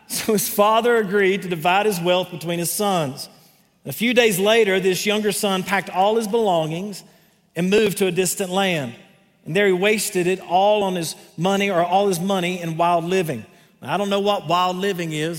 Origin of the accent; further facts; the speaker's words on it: Greenville, North Carolina, United States; accent: southern; that's Greenville, North Carolina, not South Carolina